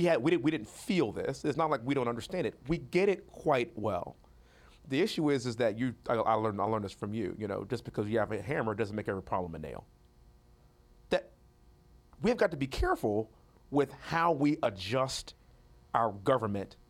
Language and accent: English; Texas, United States; born or raised there; moved away as an adult; also born or lived in West Point